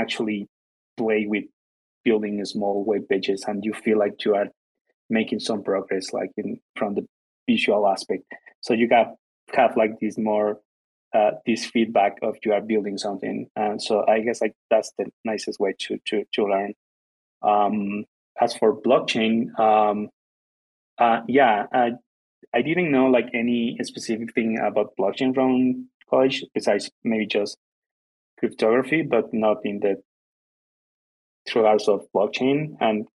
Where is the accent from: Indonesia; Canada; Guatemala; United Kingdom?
Guatemala; English is a second language; I'm from Guatemala